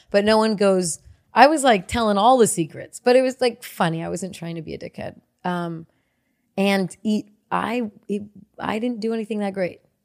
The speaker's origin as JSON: {"language": "English", "town": "Cupertino", "region": "California", "country": "United States", "tie": "born or raised there", "also_born_or_lived": "Santa Clara", "moved": "yes", "said": "I'm from Silicon Valley"}